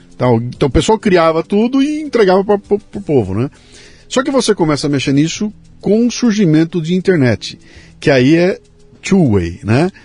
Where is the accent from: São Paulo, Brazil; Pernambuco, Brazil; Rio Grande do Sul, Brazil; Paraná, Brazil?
São Paulo, Brazil; Bauru; now in São Paulo, Brazil; Eu também saí de Bauru, vim para São Paulo para estudar para ser cartunista